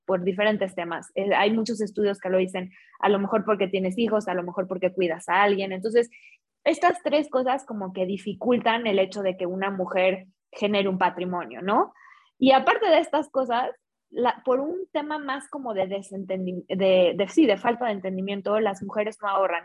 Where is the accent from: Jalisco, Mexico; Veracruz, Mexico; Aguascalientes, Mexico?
Jalisco, Mexico; Guadalajara; now in Mexico City, Mexico; soy mexicana, soy de Guadalajara, ya llevo un tiempo viviendo acá en Ciudad de México